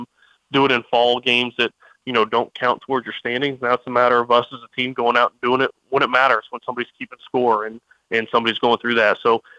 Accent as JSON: {"language": "English", "region": "Texas", "country": "United States", "moved": "as an adult", "lives_now": "Maryland, United States", "said": "I was from Texas originally"}